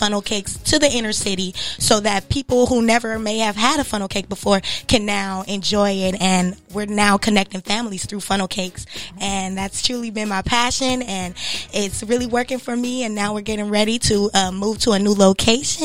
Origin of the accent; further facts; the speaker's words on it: Compton, California, United States; also born or lived in Watts; born and raised in Compton, California.